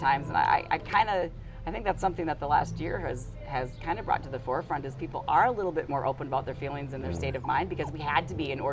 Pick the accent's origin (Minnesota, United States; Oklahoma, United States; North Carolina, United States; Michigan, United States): Minnesota, United States; Hopkins; moved away as an adult; now in Galena, United States; I grew up in the Twin City area, Hopkins